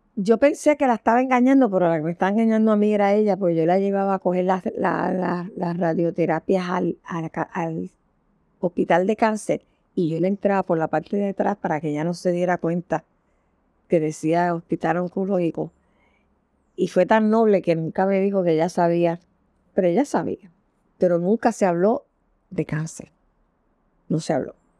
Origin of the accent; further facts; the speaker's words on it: San Juan, Puerto Rico; ahí yo viví muchos años, hasta que me casé